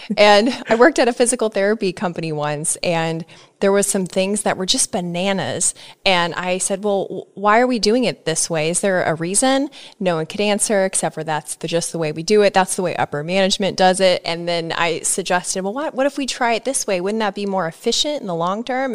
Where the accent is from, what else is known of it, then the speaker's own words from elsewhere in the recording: Nebraska, United States; I'm from Nebraska